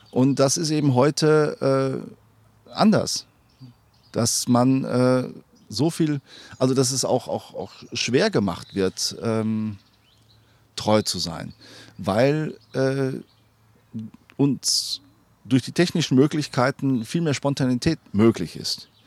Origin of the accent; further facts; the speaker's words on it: Sauerland, North Rhine-Westphalia, Germany; in meiner Heimat